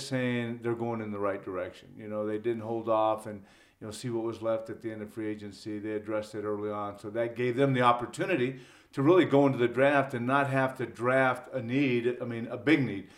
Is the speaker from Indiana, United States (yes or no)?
no; Ontario, California, United States; moved away as an adult; now in Cincinnati, United States; growing up in Southern California